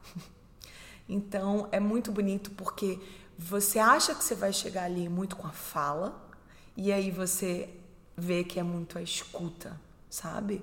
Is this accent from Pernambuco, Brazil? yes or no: yes; Recife, Pernambuco, Brazil; moved away; Eu sou do Recife, sou pernambucana, brasileira.